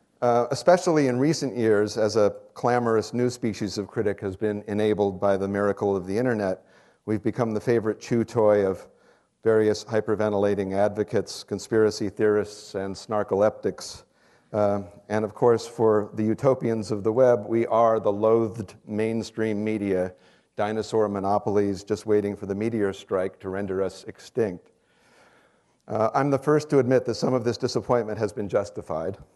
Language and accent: English; San Mateo, California, United States; moved away as an adult; also born or lived in Stanford, California; now in New York, United States; I was born here in the University Hospital, and I grew up in San Mateo, a few miles up the peninsula.